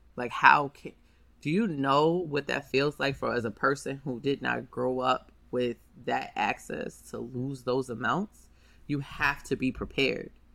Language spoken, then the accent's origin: English; New York City, New York, United States; I'm from Harlem